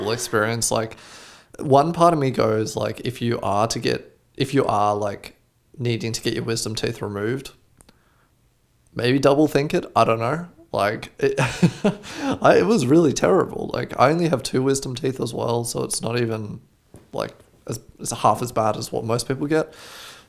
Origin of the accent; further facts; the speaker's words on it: Australia; I'm from Australia